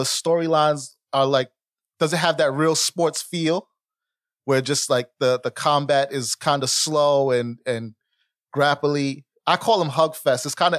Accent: New York, United States; Listen, I'm from New York, man, so I start my day with a bagel, bacon, egg, and cheese on a toasted butter bagel.

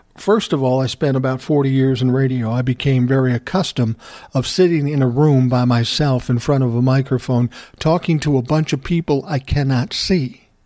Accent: Minneapolis, Minnesota, United States; I grew up in South Minneapolis

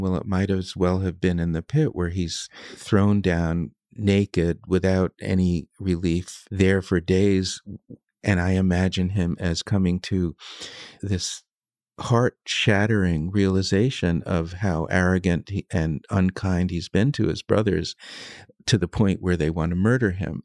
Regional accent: United States; I'm an American

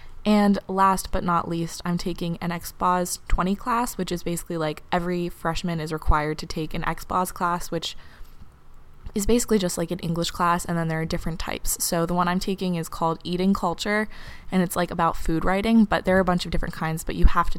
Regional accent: New York City, New York, United States; now in Cambridge, United States; an 18-year-old girl at Harvard University, but I'm from New York City

